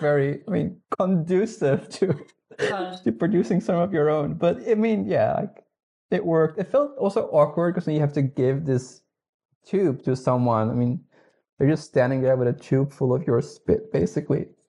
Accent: Netherlands; English is a second language; moved away as an adult; now in Higashi-Hiroshima, Japan; I'm originally from the Netherlands

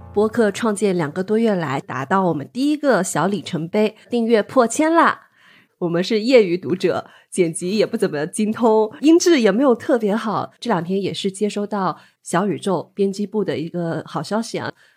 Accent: Nantong, Jiangsu, China; 我是江苏南通人

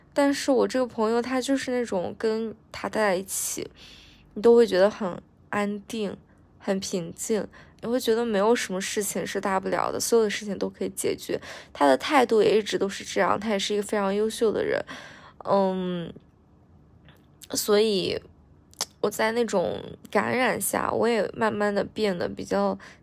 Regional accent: northern China, China; moved away as an adult; now in southern China; 我们都是北方人嘛，就是北方人本身就很热情

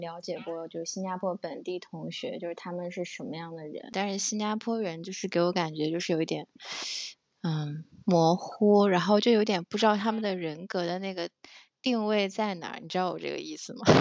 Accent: Harbin, Heilongjiang, China; moved away; also born or lived in Singapore; 然后我们两个是哈尔滨嗯，东北的

